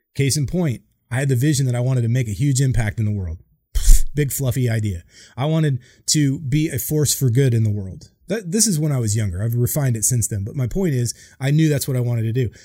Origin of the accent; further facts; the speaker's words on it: Boise, Idaho, United States; moved away as an adult; I grew up in Boise, Idaho, like nowhere town